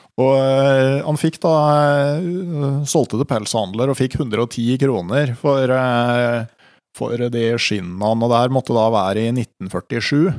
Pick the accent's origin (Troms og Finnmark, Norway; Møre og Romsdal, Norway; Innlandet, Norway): Innlandet, Norway; Gausdal; Hjemme i Gausdal